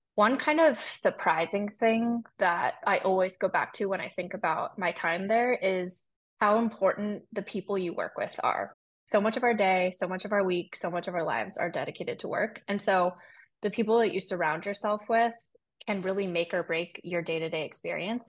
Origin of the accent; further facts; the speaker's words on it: San Francisco, California, United States; I'm from San Francisco. I was born and raised there